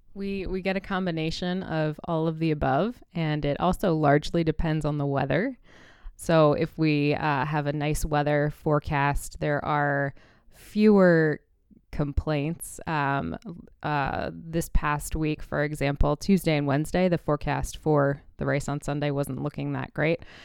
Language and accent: English; Indianapolis, Indiana, United States; moved away; also born or lived in New York City; I was born in Indianapolis and kind of grew up around IndyCar racing